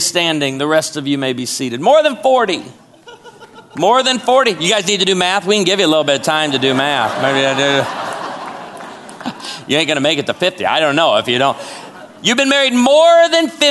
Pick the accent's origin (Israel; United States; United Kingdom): United States; Chicago, Illinois; also born or lived in Naperville, Illinois; now in Branson, United States; I was born and raised in Chicago